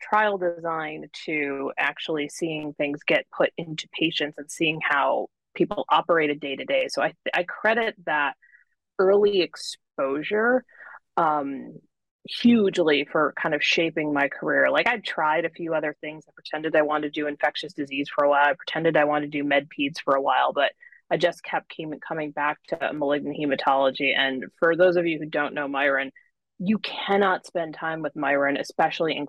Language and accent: English; Buffalo, New York, United States; now in Irvine, United States; I grew up in Buffalo, where Roswell Park is